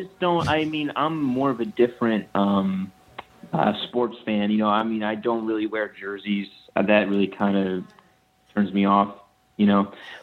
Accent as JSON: {"language": "English", "area": "Orange County", "region": "New York", "country": "United States", "said": "I'm from Orange County."}